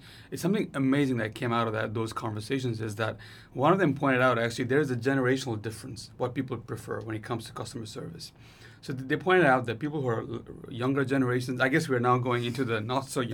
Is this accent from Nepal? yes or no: yes; Nepal; I'm from Nepal